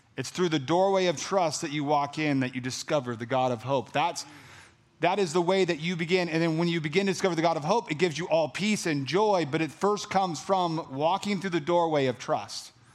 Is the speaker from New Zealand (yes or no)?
no; California, United States; I'm from California, so like that Cali, the hot